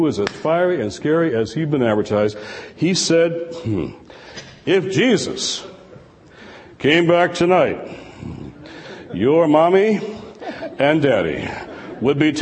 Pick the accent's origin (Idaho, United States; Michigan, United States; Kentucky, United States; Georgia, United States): Michigan, United States; Detroit; Detroit, my hometown.